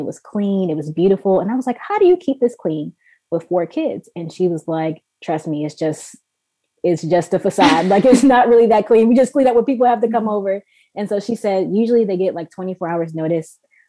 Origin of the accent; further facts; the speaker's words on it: Maryland, United States; moved away as an adult; also born or lived in Canada; we're born and raised in Maryland. We moved to Canada in 2015.